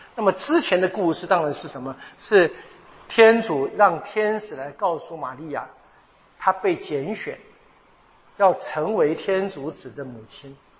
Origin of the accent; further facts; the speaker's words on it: Taiwan; 在台湾，就是在我的家乡，呃，二空